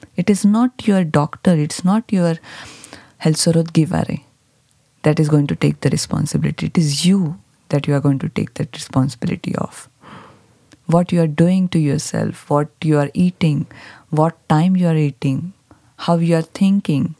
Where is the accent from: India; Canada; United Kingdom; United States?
India; Mumbai, Maharashtra; I grew up in a uh, big city, Bombay